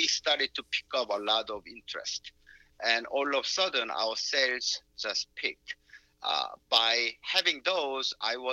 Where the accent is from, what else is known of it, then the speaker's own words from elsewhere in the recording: South Korea; moved away; I'm from South Korea